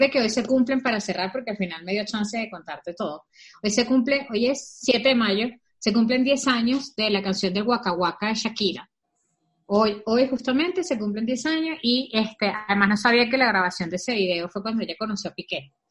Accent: Venezuela; Porque yo soy venezolana de cepa. ¿Entiendes? Yo sí soy de cepa.

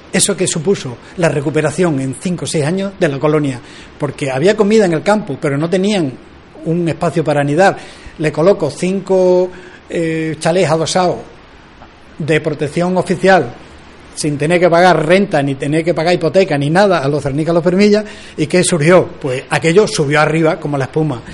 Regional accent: Almendralejo, Extremadura, Spain; somos embajadores de Almendralejo en el mundo

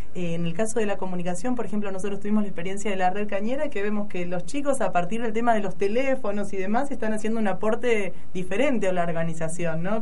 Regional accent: Buenos Aires, Argentina; moved away; Yo soy de Buenos Aires

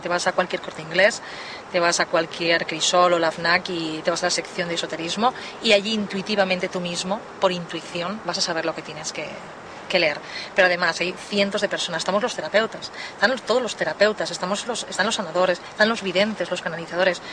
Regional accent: Spain

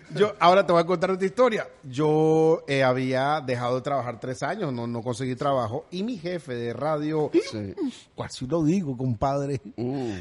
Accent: Nicaragua; now in United States; negrito como de Nicaragua. Yo soy negrito de Bluefield, me crié en el Bluff, pero también allá en Nueva York.

